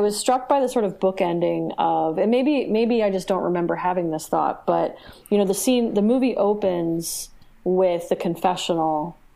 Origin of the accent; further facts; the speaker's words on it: United States; watching it as an American